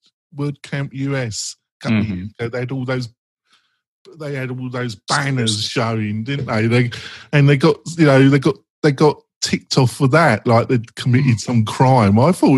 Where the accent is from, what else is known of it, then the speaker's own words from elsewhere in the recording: England, United Kingdom; I'm English